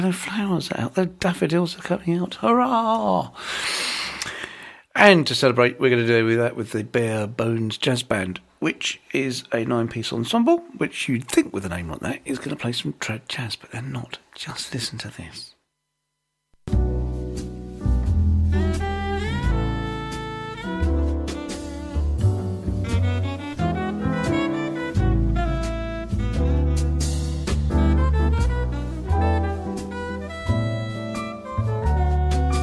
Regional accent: Kent, South East England, United Kingdom; moved away as an adult; now in Sidmouth, United Kingdom; brought me down to Sidmouth 42 years ago to this place I'd never heard of, Sidmouth, because I'm from the Far East, you know, from Kent

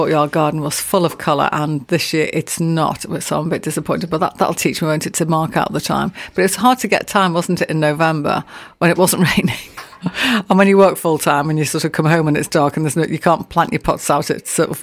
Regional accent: England, United Kingdom; We're English

